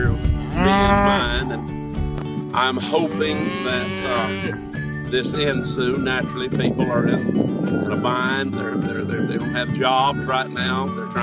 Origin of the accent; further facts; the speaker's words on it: Jones County, Mississippi, United States; I'm a farmer from Jones County, Mississippi